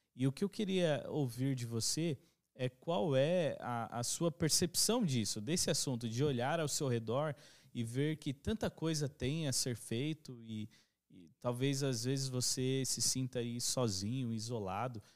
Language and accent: Portuguese; Brazil; todos nós somos brasileiros